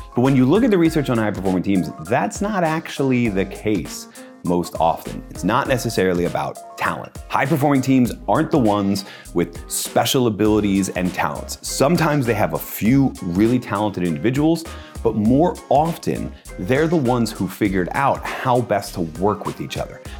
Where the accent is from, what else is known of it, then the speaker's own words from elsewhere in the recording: United States; I'm an American